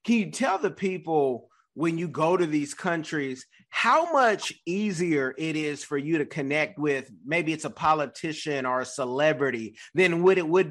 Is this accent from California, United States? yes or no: yes; Oakland, California, United States; I'm from California, Oakland, Bay Area.